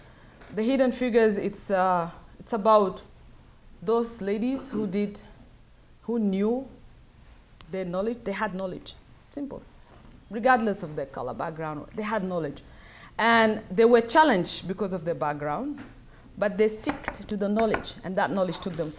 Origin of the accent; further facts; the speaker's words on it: South Sudan; now in United States; but I'm from South Sudan. I live in the US, but most of my time I'm there.